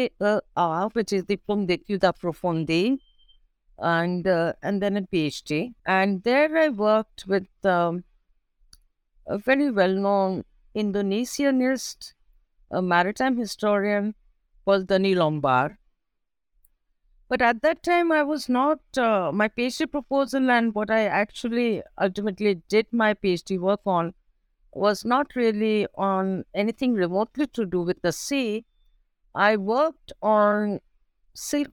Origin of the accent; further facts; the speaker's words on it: Kolkata, West Bengal, India; also born or lived in New Delhi, India / Paris, France; I was born in Calcutta. It's a city on East Coast India, and it's called Kolkata now.